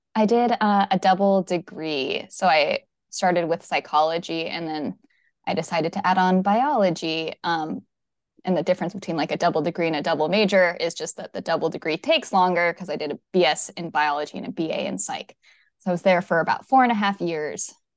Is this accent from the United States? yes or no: yes; Redmond, Washington, United States; also born or lived in Seattle; now in Kingston, United States; I was born here in the Seattle area, in Redmond